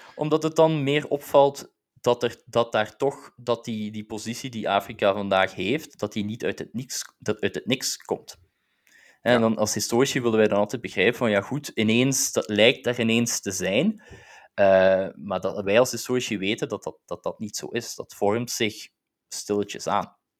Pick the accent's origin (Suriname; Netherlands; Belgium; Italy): Belgium; dus ik ben zelf Belg, hè, dus ik ben als Belg geboren